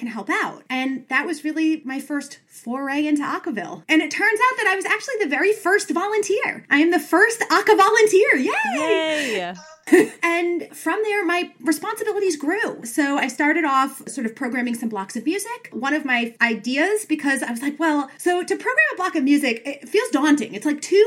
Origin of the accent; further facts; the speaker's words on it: New York, United States; now in Washington, DC, United States; I'm from New York.